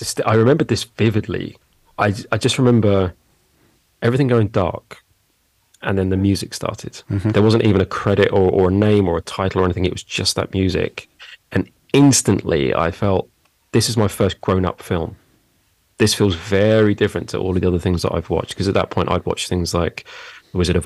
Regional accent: London, United Kingdom; now in Surbiton, United Kingdom; I was born in Roehampton. So is that technically London or Surrey? I think that's technically London. Yeah, I was born in London. So I've not strayed far from the pond.

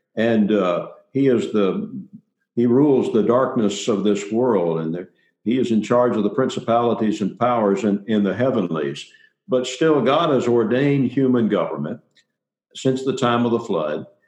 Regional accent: Middle Tennessee, United States; I grew up in Middle Tennessee

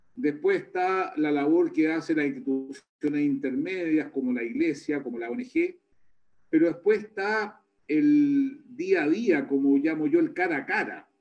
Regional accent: Chile; como chilenos

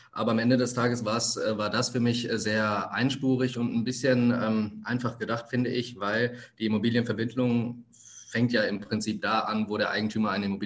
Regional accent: Germany; born there; Wo komme ich her? Ich bin hier in Deutschland geboren. Meine Eltern sind vor 35 Jahren äh, aus Sri Lanka hier hingekommen.

